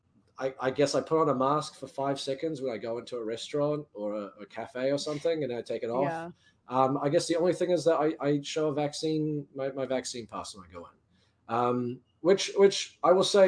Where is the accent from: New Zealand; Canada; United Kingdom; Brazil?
New Zealand; now in United States; I'm from New Zealand. I spent a bit of time back home last year.